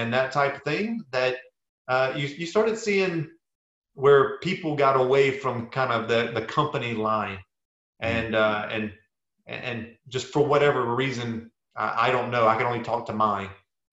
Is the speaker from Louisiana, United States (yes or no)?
yes; South Louisiana, United States; moved away; I grew up in South Louisiana